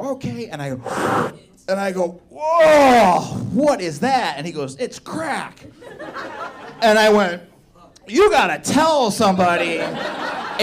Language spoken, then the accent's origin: English; Indiana, United States; now in Chicago, United States; I'm from Indiana